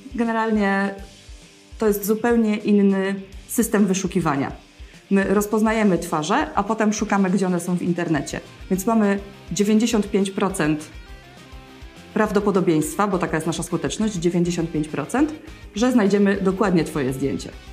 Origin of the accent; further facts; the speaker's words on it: Wrocław, Lower Silesian Voivodeship, Poland; wszyscy w naszym teamie jesteśmy stąd. Jest to, jesteśmy z Wrocławia